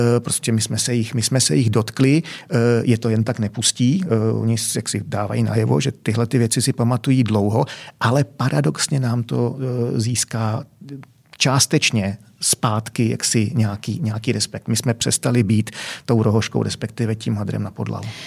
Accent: Czechia; my Češi, že jo, zlatý Češi

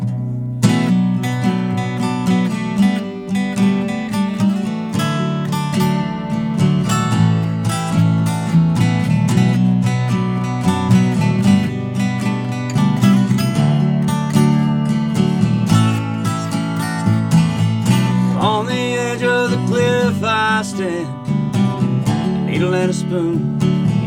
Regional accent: United States; I actually grew up. I actually went to high school right here at Patrick Henry High School. I'm from right here in this area

